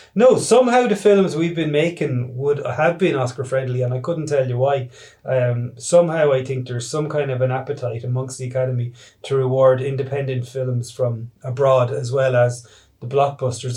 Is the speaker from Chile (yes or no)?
no; Ireland; we're Irish filmmakers making an Irish film representing Irish themes